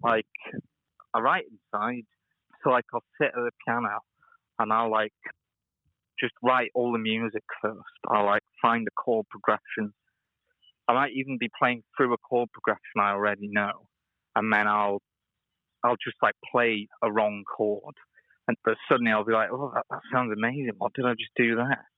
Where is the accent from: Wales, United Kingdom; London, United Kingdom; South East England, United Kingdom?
Wales, United Kingdom; now in Liverpool, United Kingdom; I'm originally Welsh, uh, from Wales, originally, and now I live in Liverpool.